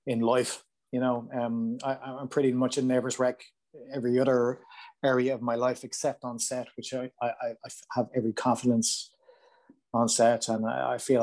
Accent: Ireland; I'm from Ireland

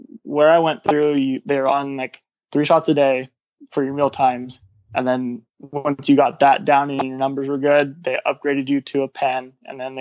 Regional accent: Orange County, California, United States; my hometown is Orange County in Orange County.

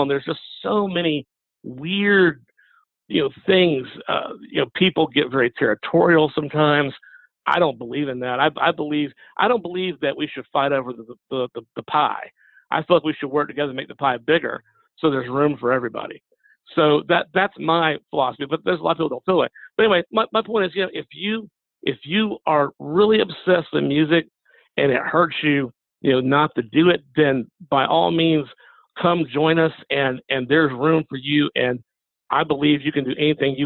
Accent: Macon, Georgia, United States; I also teach at two universities here in my hometown of Macon, Georgia.

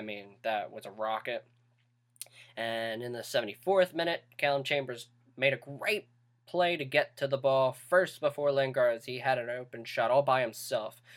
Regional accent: United States; we're from the United States

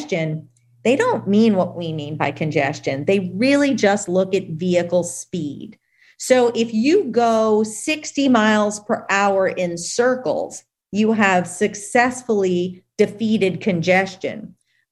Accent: Louisiana, United States; my home state of Louisiana

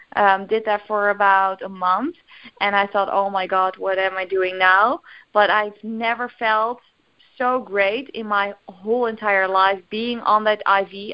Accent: Netherlands; English is a second language; English is, is of course not my native language, uh, but we call it bioresonantie in in Holland.

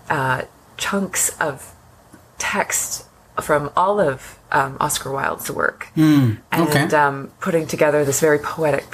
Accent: Newmarket, Ontario, Canada; I grew up in Newmarket, north of here

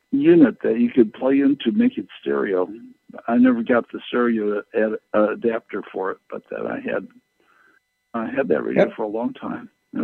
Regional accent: Kenosha, Wisconsin, United States; And I grew up in Kenosha, Wisconsin, which is right between Chicago and Milwaukee, and so I had like 30 radio stations that were like all local.

